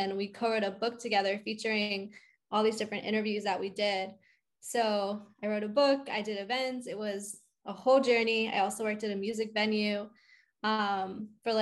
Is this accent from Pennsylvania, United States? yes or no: yes; outside of Philadelphia, Pennsylvania, United States; moved away as an adult; also born or lived in New York; now in Nashville, United States; I'm originally from outside of Philly.